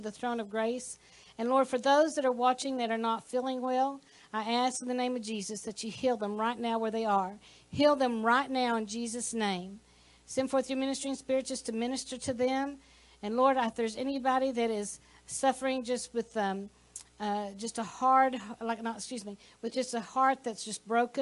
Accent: Texas, United States; We're from Texas

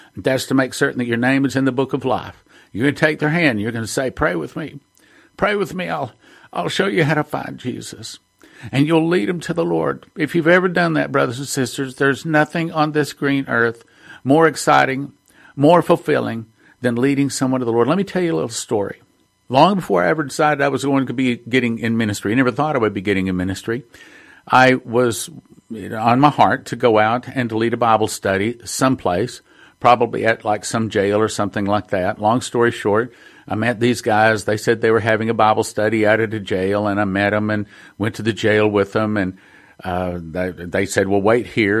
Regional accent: Texas, United States; I'm from Texas

